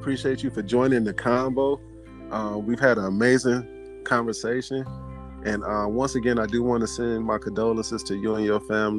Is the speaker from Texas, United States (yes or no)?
no; Cleveland, Ohio, United States; I'm from Cleveland.